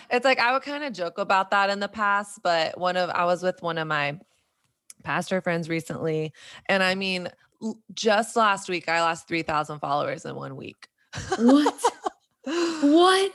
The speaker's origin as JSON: {"language": "English", "region": "Southern Bible Belt", "country": "United States", "tie": "born or raised there", "moved": "as an adult", "lives_now": "New York City, United States", "said": "me growing up in Southern Bible Belt evangelical culture"}